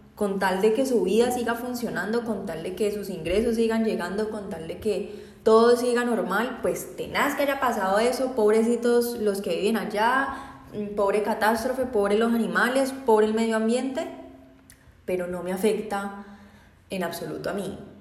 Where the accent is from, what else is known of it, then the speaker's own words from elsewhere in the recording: Colombia; hubo muchas marchas indígenas en mi país